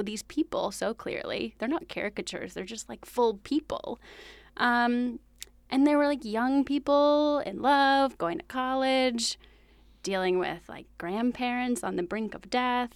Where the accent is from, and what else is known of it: Lawrenceville, New Jersey, United States; born or raised there